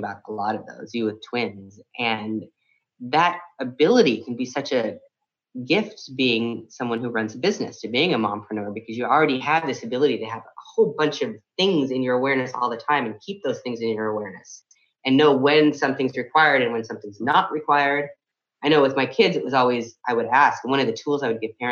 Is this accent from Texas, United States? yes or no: no; San Francisco, California, United States; coming up here in San Francisco, my hometown